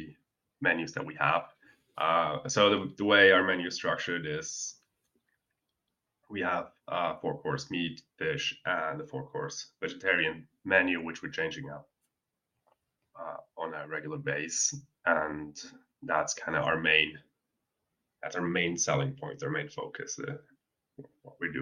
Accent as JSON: {"language": "English", "region": "Bern", "country": "Switzerland", "tie": "born or raised there", "also_born_or_lived": "Canada", "moved": "as an adult", "lives_now": "Weinfelden, Switzerland", "said": "I am Swiss. I was born and raised in Bern"}